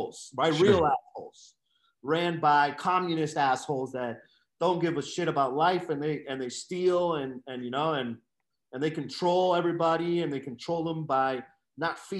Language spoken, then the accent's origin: English; Nicaragua; moved away; I'm originally from Nicaragua. I was born in Nicaragua.